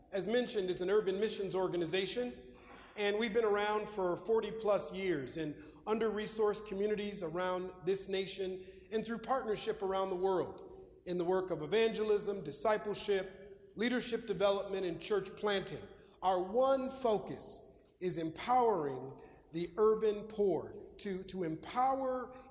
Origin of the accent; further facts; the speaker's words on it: Minneapolis, Minnesota, United States; moved away; my childhood, growing up in Minneapolis, Minnesota